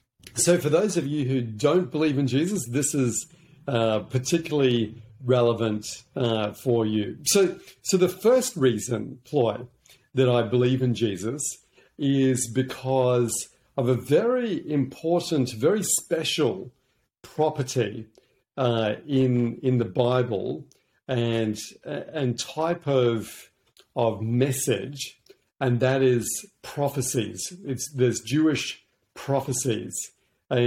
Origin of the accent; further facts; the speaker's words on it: Hong Kong; also born or lived in New Zealand; that's one of the beautiful things about growing up in Hong Kong. It's a really global city. But yeah, from there, I came back to New Zealand, where my grandparents were.